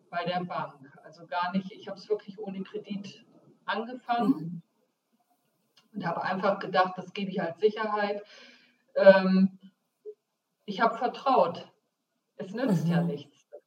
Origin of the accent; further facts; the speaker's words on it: Bremen, Germany; Das heißt, äh, ich komme aus Bremen, wagen und winnen.